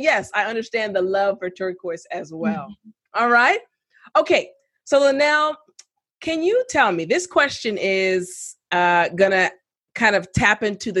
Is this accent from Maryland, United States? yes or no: yes; Maryland, United States; I'm from Maryland.